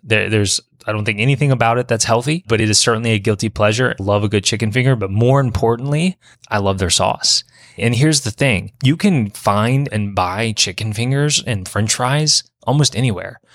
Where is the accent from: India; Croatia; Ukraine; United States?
United States; Baton Rouge, Louisiana; my hometown of Baton Rouge